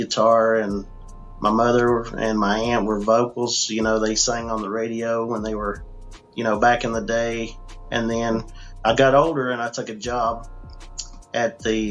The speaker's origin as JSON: {"language": "English", "country": "United States", "tie": "born or raised there", "also_born_or_lived": "Mount Clemens, Michigan", "said": "I was born in Mount Clemens, Michigan, moved into the Smoky Mountains in the late 70s, and I grew up here as a country boy."}